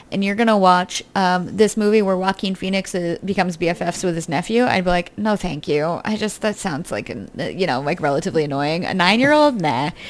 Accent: United Kingdom; So I'm British.

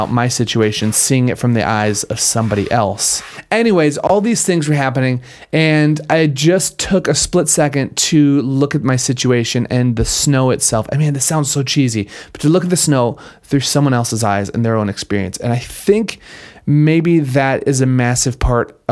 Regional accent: Minnesota, United States; I grew up in Minnesota

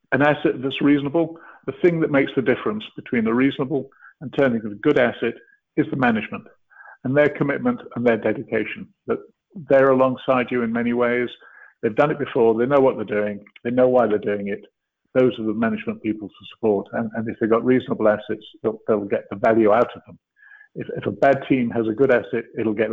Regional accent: Canada; I am a Canadian as well.

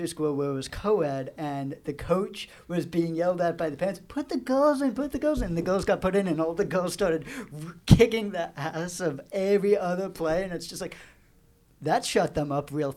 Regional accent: Vermont, United States; now in Florida, United States; It's a nice chilly day here in Florida, so feeling right at home because I'm native from Vermont

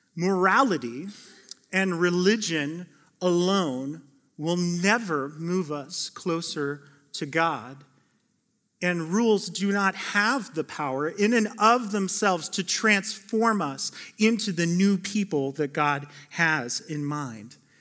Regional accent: Phoenix, Arizona, United States; now in Oregon, United States; I grew up in Phoenix, Arizona, the Valley of the Sun

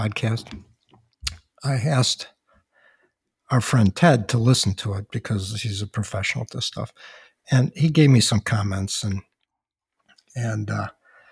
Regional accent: Chicago, Illinois, United States; my hometown, Chicago

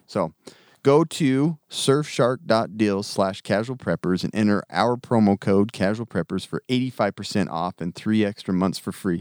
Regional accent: United States; I grew up in America.

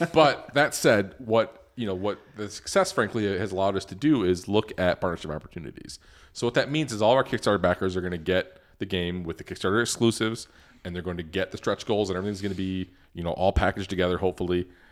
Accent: Detroit, Michigan, United States; Ben and I grew up in Detroit

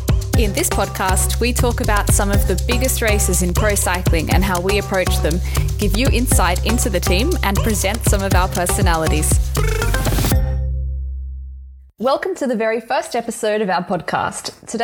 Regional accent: Australia; I might be biased being Australian.

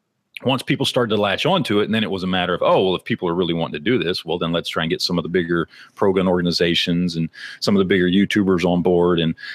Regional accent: Dallas, Texas, United States; So I'm born and raised in Dallas.

